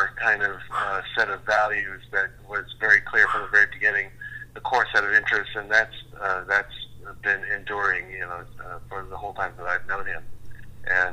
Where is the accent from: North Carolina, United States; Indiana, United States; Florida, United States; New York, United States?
Indiana, United States; Indianapolis; both growing up in Indiana. I was in Indianapolis